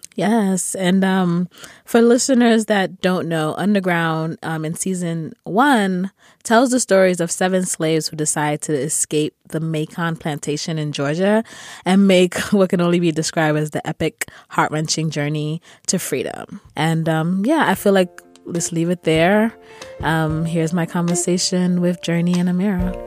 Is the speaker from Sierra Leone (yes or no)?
yes; Sierra Leone; I'm from Sierra Leone